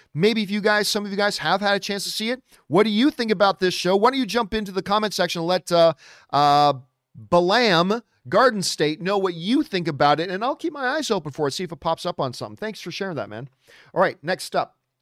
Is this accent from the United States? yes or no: no; Hamilton, Ontario, Canada; also born or lived in Halifax, Nova Scotia; Now, I am a Hamilton boy. That is my hometown. Hamilton is my hometown